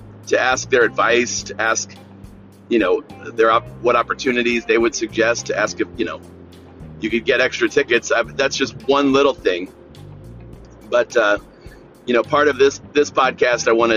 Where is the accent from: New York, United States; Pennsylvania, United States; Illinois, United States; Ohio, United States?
Ohio, United States; Northeast; my hometown here in Northeast Ohio